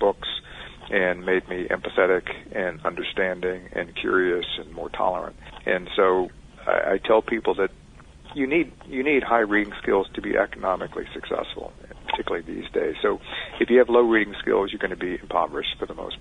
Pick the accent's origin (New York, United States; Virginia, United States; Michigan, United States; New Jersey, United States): Virginia, United States; Richmond; I grew up in Richmond, Virginia